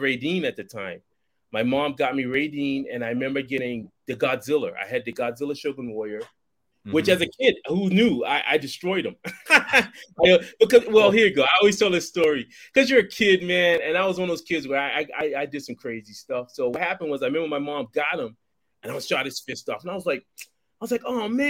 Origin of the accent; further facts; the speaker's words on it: Boston, Massachusetts, United States; I grew up in Boston